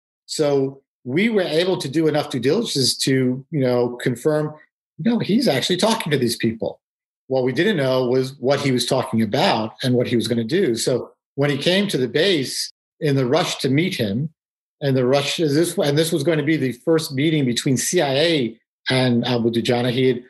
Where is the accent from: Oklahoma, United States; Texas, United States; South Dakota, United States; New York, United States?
New York, United States; New York City; So I grew up in New York City, and I'm Jewish, but, rather secular